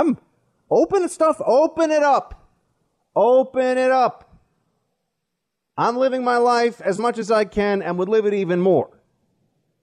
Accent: New York City, New York, United States; We grew up together here in New York

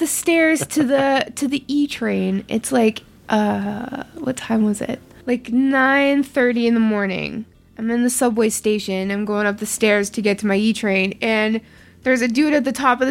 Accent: Canada; I'm too Canadian

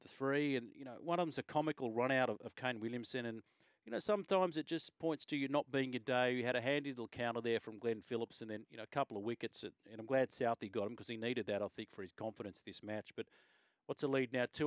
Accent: Australia; as an Australian fan

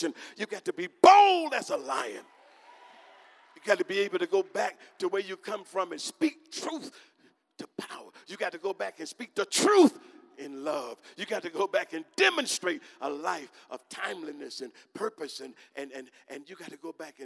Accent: United States; I'm American too

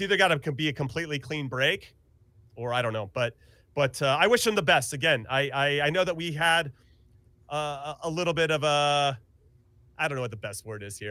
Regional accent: California, United States; moved away as an adult; also born or lived in Kansas City; I'm from California, so I'm back to my roots

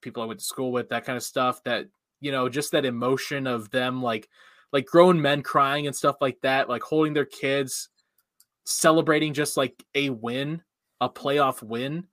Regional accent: Cincinnati area, Ohio, United States; moved away; I grew up in Cincinnati country. I know a lot of Bengals fans, went to school with a lot of them

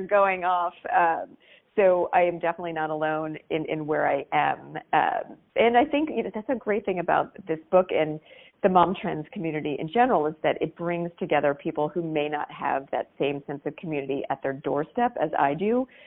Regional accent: Maryland, United States; So, I grew up in Maryland, just outside of the uh, Naval Academy

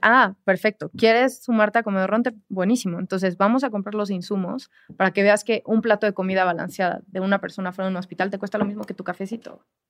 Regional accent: Mexico; yo como mexicana

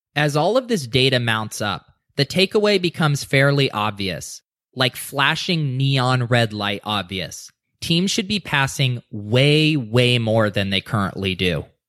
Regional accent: Denver, Colorado, United States; my hometown Denver Broncos

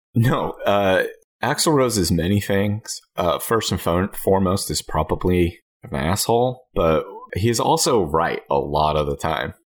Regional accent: United States; I'm an American

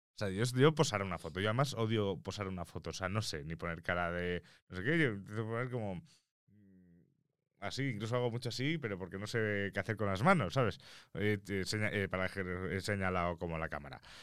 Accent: Mallorca, Balearic Islands, Spain; yo como mallorquín, eh, Mallorca, eh, Todos los años íbamos a la playa con el colegio mínimo una vez al año

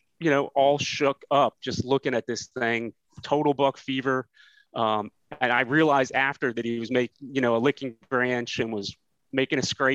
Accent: Manassas, Virginia, United States; moved away as an adult; now in Melbourne, Florida, United States; born and raised in Manassas

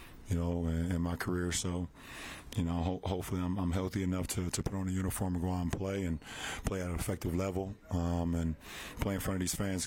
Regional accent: Akron, Ohio, United States; my hometown of Akron

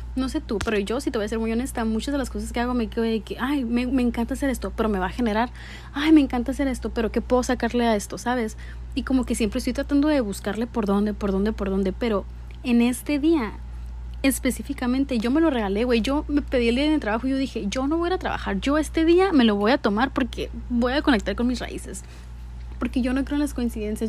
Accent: Mexico; Yo soy mexicana

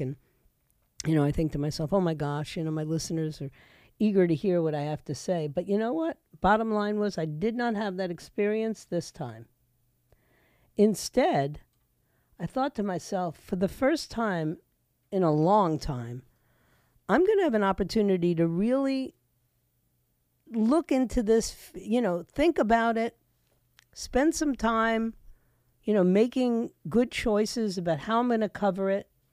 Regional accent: New York City, New York, United States; moved away as an adult; also born or lived in Puerto Rico (ancestry); now in Florida, United States; I'm embarrassed by my hometown of New York. I was, you know, raised there

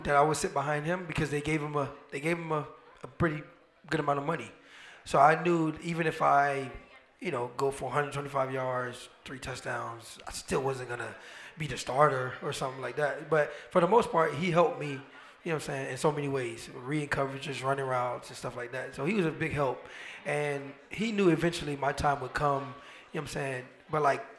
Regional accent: Miami, Florida, United States; I grew up in Miami.

